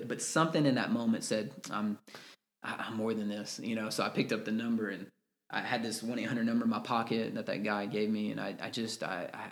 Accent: Texas, United States; I'm from Texas

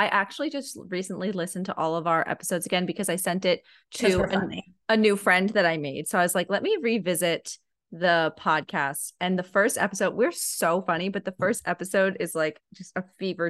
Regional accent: New Jersey, United States; also born or lived in Connecticut; now in South Carolina, United States; I'm mean because I grew up in New Jersey, the Mid-Atlantic. But now I'm gonna be a New England girl

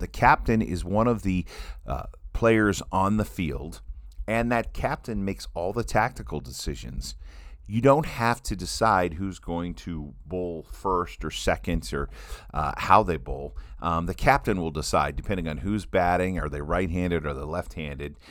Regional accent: Midwest, United States; growing up in the Midwest

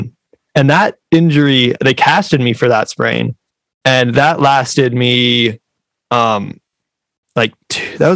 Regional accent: South Dakota, United States; South Dakota, and we don't really have parks

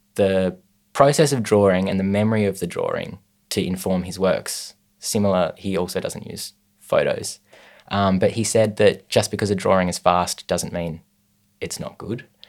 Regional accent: Hobart, Tasmania, Australia; I was born in Hobart in 1995.

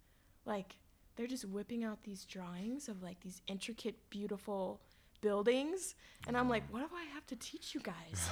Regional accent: Madison, Wisconsin, United States; it's kind of like being from outside of Madison and being like, oh, I'm from Madison.

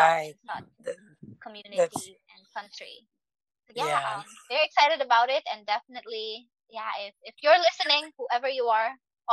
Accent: Philippines; growing up in the Philippines

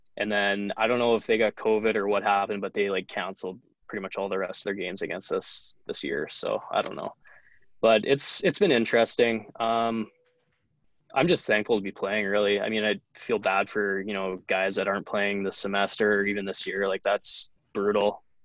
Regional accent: Lethbridge, Alberta, Canada; moved away as an adult; also born or lived in Camrose, Alberta; now in Jamestown, United States; played um, midget in my hometown of lethbridge alberta

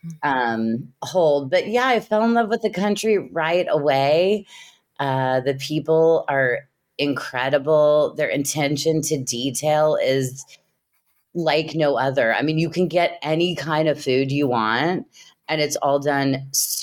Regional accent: Kansas City, Missouri, United States; started my career in my hometown of Kansas City

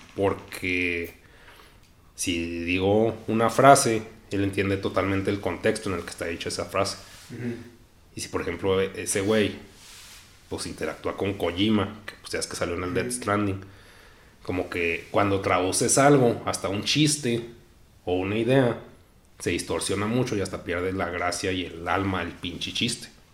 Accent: Mexico; nací en México

